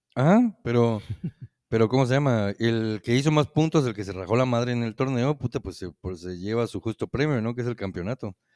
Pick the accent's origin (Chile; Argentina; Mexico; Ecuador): Mexico; Yucatán; que ya no somos nada más yucatecos los que vivíamos